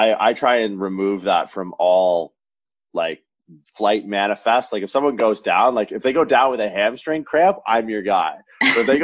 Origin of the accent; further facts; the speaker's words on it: Canada; moved away as an adult; also born or lived in Toronto / Santa Clara, California; I'm from Canada originally.